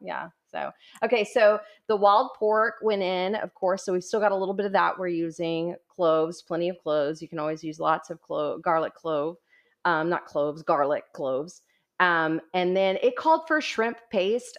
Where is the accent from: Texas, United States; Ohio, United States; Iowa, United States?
Texas, United States; Corpus Christi; we're both from Corpus Christi